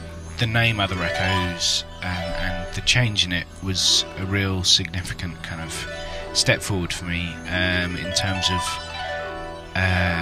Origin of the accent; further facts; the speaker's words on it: Cambridge, East of England, United Kingdom; Cambridge, and born and bred.